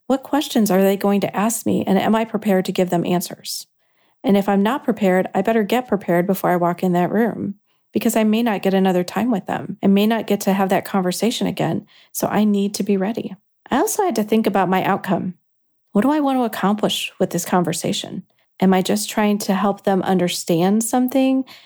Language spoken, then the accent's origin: English; Kankakee, Illinois, United States; you worked in Kankakee. That's where I am from.